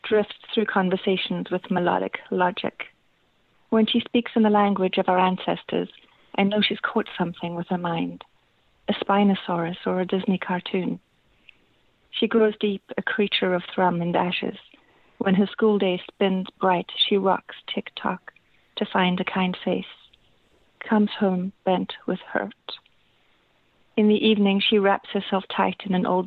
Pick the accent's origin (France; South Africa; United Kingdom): South Africa; now in Toronto, Canada; I'm from both South Africa and Toronto. I grew up in South Africa.